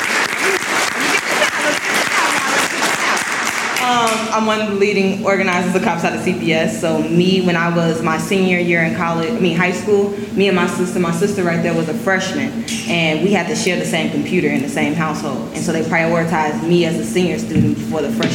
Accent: Chicago, Illinois, United States; I grew up in Woodlawn my whole life.

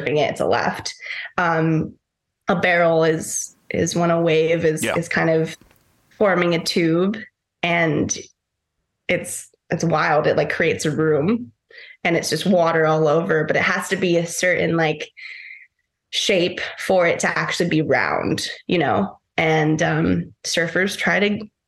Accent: Costa Rica; also born or lived in Fiji; growing up in Costa Rica, but also having that time in Fiji

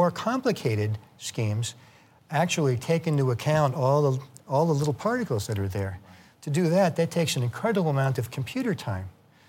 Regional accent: Boston, Massachusetts, United States; I was about 5 years old, growing up in the Boston area.

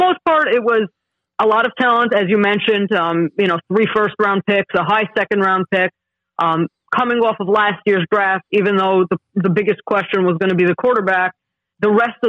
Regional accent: New York City, New York, United States; now in New Jersey, United States; I'm from Brooklyn, New York. New York Jets, New York. I actually live in Jersey right now, 10 minutes away from MetLife Stadium. Hop, skip, and a jump away. Born, bred, Jet fan all my life.

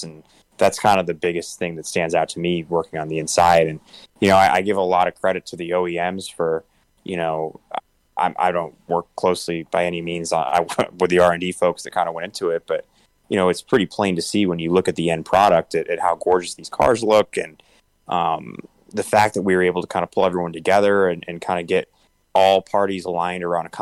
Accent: Syracuse, New York, United States; growing up in Syracuse, New York

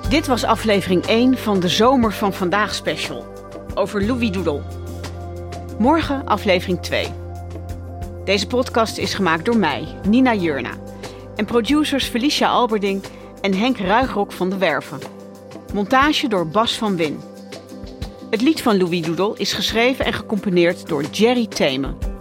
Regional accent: Netherlands; born or raised there

